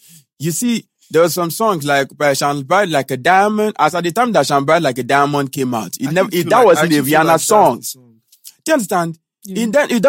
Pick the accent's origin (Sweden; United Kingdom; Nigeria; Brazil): Nigeria; also born or lived in Ogun State; I'm a Nigerian artist too